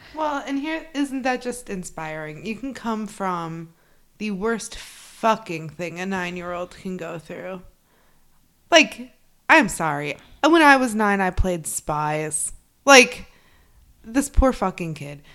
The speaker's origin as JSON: {"language": "English", "region": "Midwest", "country": "United States", "moved": "yes", "lives_now": "New England, United States", "said": "I'm from the Midwest"}